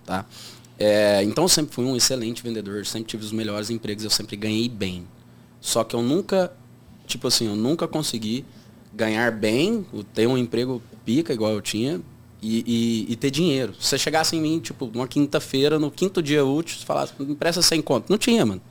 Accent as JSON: {"language": "Portuguese", "town": "Uberlândia", "region": "Minas Gerais", "country": "Brazil", "said": "sou de Uberlândia"}